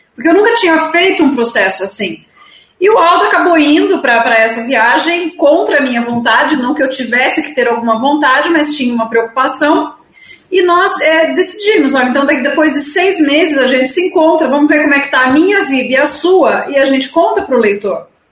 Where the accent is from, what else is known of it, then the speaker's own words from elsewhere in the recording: Itapeva, São Paulo, Brazil; moved away; also born or lived in Sorocaba; vim para minha cidade natal, em Itapeva